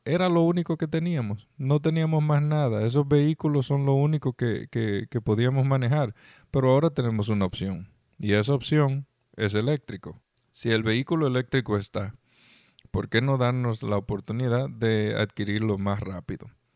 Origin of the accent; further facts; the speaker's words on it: Dominican Republic; moved away; estuve en República Dominicana, mi país natal